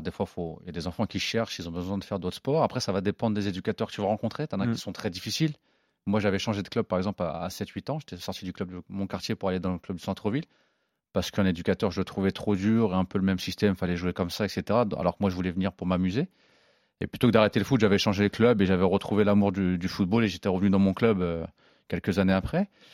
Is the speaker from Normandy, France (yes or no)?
yes; Évreux, Normandy, France; j'ai grandi avec lui à Évreux